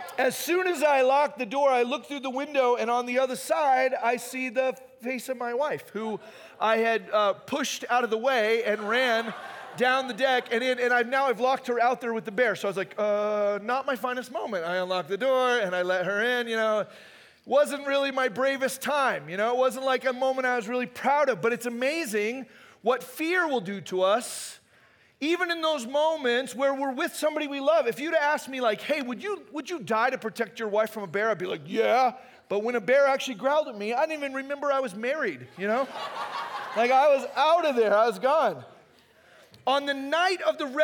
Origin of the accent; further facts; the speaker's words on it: Phoenix, Arizona, United States; moved away; also born or lived in Hume Lake, California; I grew up in Phoenix